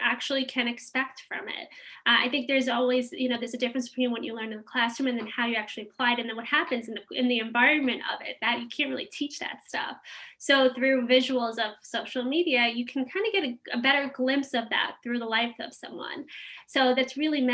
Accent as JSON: {"language": "English", "region": "New York", "country": "United States", "tie": "born or raised there", "said": "we grew up in New York."}